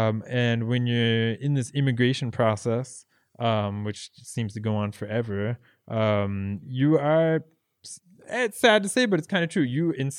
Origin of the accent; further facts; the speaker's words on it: United States; moved away; talking about, you know, I'm from the United States and how hard it is to be an immigrant in another country, but it is.